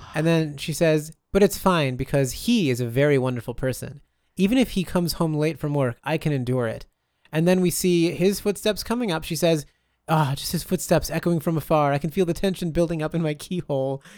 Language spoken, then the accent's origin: English; Wisconsin, United States; I'm from Wisconsin